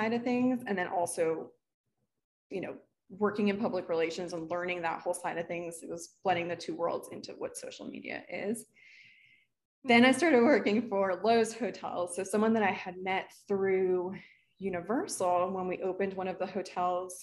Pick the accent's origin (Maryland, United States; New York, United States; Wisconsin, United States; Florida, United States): Florida, United States; Miami; also born or lived in Orlando; I'm from South Florida